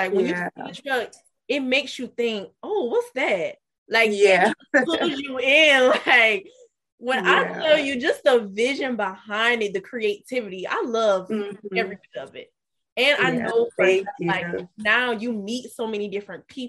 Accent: Kingstree, South Carolina, United States; I'm from King Street. Actually, both of us, we're from King Street, which is a very small town

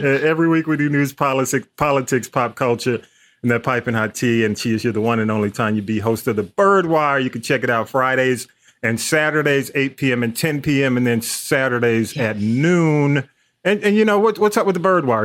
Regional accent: Atlanta, Georgia, United States; I, am a Grady baby, so I grew up in Atlanta

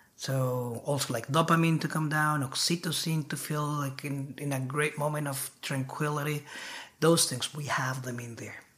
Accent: Bogotá, Colombia; now in United States; I'm from Colombia. I was born and uh, brought up in Bogota, Bogota City.

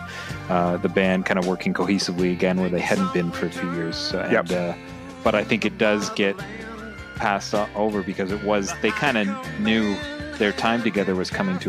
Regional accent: Canada; it makes me proud as a Canadian

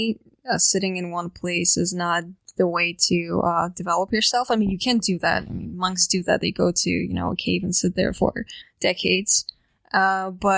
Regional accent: Latvia; also born or lived in Chiang Mai, Thailand / United States; now in Barcelona, Spain; from Latvia

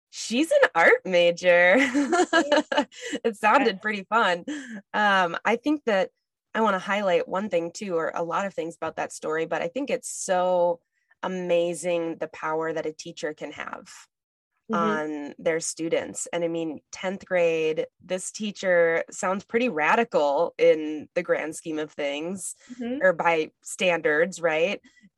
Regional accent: Northern Minnesota, United States; I grew up in Northern Minnesota and grew up hunting and fishing

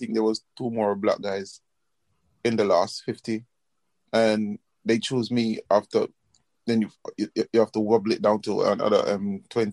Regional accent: Jamaica; moved away; also born or lived in London / Dubai; I grew up in Jamaica.

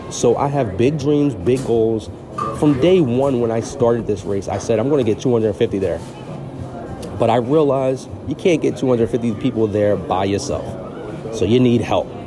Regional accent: Philadelphia, Pennsylvania, United States; Yeah, I came from Philly, man, to support this this great cause.

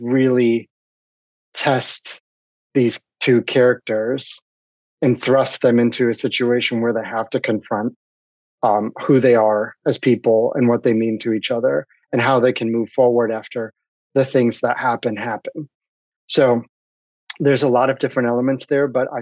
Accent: Ohio, United States; my childhood growing up in the Midwest, I grew up in Ohio

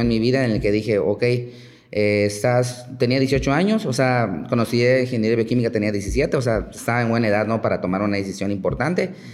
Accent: Chiapas, Mexico; moved away as an adult; now in Yucatán, Mexico; yo vengo, soy originario de Chiapas

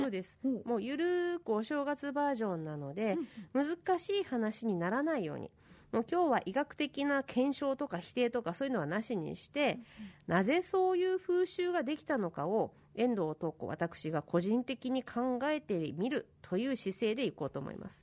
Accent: Asahikawa, Hokkaido, Japan; 私ね子供の頃旭川に住んでたんですけど

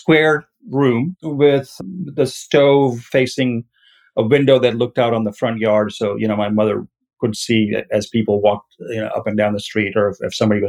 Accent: Mississippi, United States; I'm from Mississippi. I've been here since 92. This is where my home is.

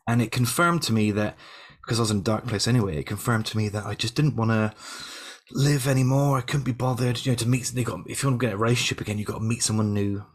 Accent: Yeovil, South West England, United Kingdom; I came back to Yeovil, my hometown

